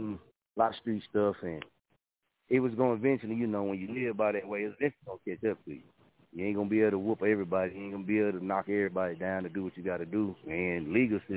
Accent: Muskogee, Oklahoma, United States; born or raised there; moved away as an adult; also born or lived in Wichita, Kansas; now in Chicago, United States

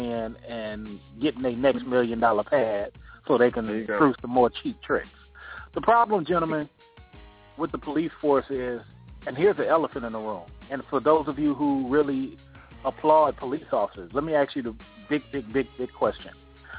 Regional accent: Oakland, California, United States; now in Atlanta, United States; I'm out here in Atlanta too, and I'm from Oakland, California, fellas.

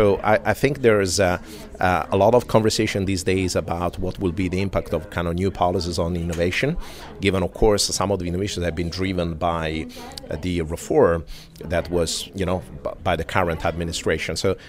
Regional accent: Italy; English is a second language; You know, I'm from Europe, specifically Italy, although I travel quite a bit.

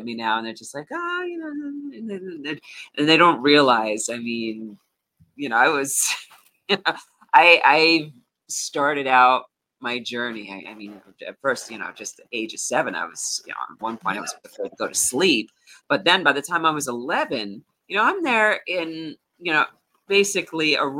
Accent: Hudson Valley, New York, United States; I am from Hudson Valley, New York. And right now I live in Sugarloaf

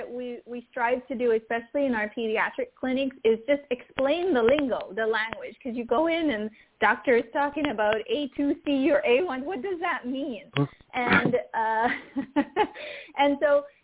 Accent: Jamaica; I'm Caribbean. I'm from Jamaica

